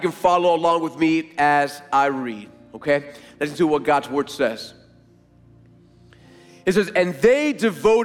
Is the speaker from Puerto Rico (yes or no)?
yes; Puerto Rico; moved away; one of my earliest memories growing up, I've told you before, growing up in Puerto Rico, was going to the marina with my grandfather